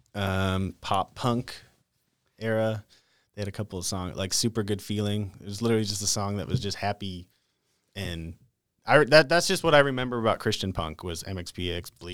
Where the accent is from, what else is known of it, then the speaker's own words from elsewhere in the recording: North Dakota, United States; moved away as an adult; now in Texas, United States; I grew up in North Dakota. Moved to Texas when I was twenty-four